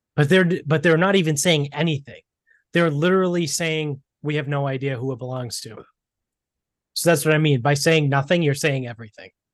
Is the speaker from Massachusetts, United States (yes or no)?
yes; Medford, Massachusetts, United States; also born or lived in South Shore, Massachusetts; now in North Attleboro, United States; I grew up in Medford, right? That's where my family's from.